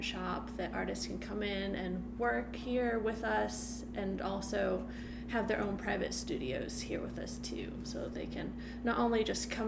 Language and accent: English; Massachusetts, United States; moved away as an adult; now in Baltimore, United States; I'm from Massachusetts. I moved down here to go to MICA